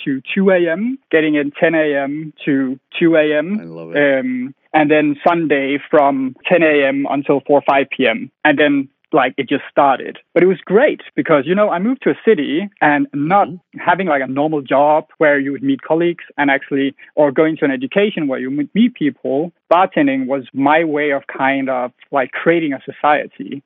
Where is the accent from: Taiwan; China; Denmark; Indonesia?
Denmark; moved away as an adult; now in London, United Kingdom; I'm from Denmark. I'm 28 years old. I moved to London to fulfill my dream